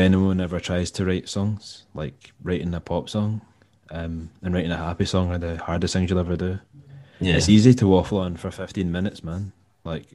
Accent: Largs, Scotland, United Kingdom; I grew up in Largs in North Ayrshire

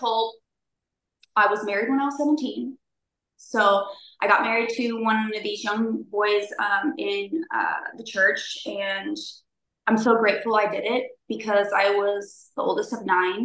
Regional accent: Southern California, United States; also born or lived in Newport Beach / Los Angeles / Sacramento; we grew up kind of just all over Southern California

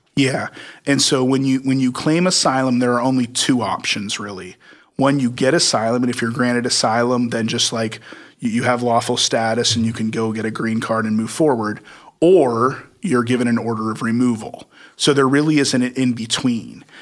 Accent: Midwest, United States; I grew up in the Midwest

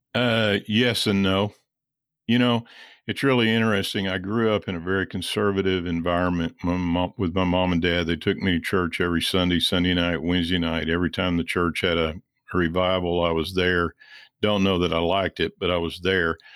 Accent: Missouri, United States; I grew up in Missouri uh, originally

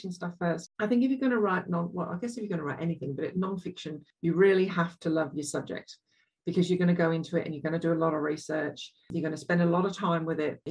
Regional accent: England, United Kingdom; accent: English; now in Australia; I grew up in England

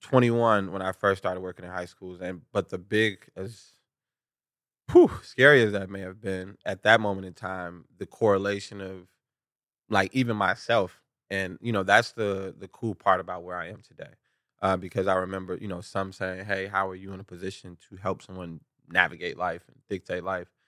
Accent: Chicago, Illinois, United States; growing up in Chicago

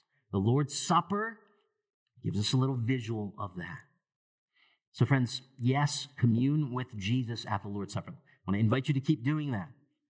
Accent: Sri Lanka; even back to my home country of Sri Lanka and other places too

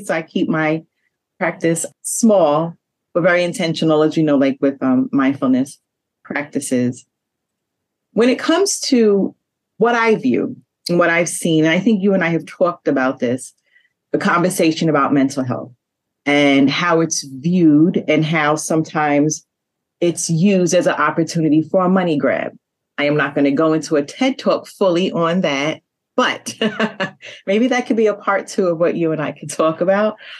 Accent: New York City, New York, United States; We are from Queens, New York

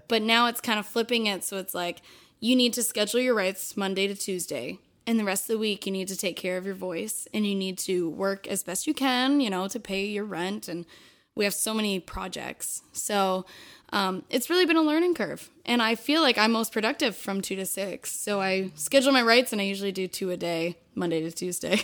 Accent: Southern Ontario, Canada; I'm from Southern Ontario, so we don't have a lot of French Canadians

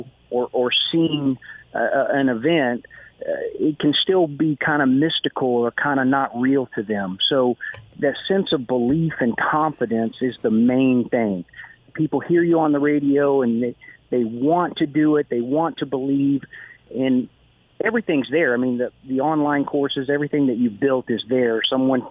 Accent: Houston, Texas, United States; moved away as an adult; now in Florida Keys, United States; I'm from Houston

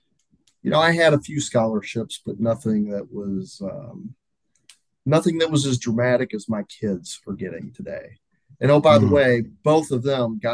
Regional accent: Louisville, Kentucky, United States; I'm from Louisville, Kentucky

